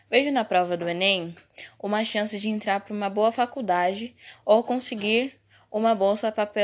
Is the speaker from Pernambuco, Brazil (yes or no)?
no; Santana de Parnaíba, São Paulo, Brazil; Sou de Santana de Parnaíba. Sempre estudei em escola pública